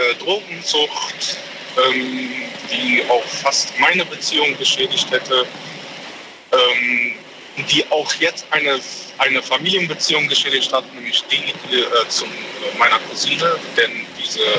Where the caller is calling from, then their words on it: Aachen, North Rhine-Westphalia, Germany; ich komme aus Aachen.